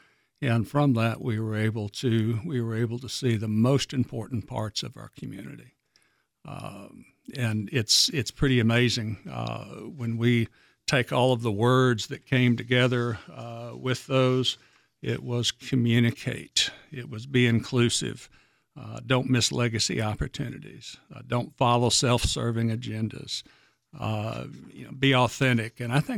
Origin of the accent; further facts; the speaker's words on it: Northwest Arkansas, United States; Ask anybody that's been here as long as I have, and they say, oh, I'm from Rogers or I'm from Bentonville.